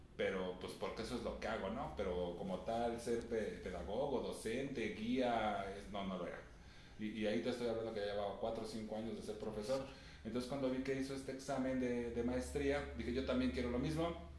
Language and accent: Spanish; Mexico City, Mexico; Nací entonces en la Ciudad de México, al norte de la Ciudad de México, eh, muy cerca de donde mis papás han vivido desde que se casaron